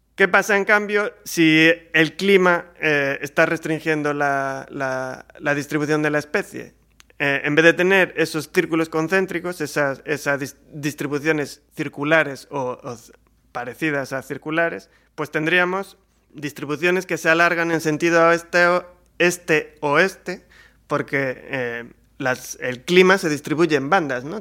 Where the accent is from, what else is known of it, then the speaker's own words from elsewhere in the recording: Galicia, Spain; ya que somos gallegos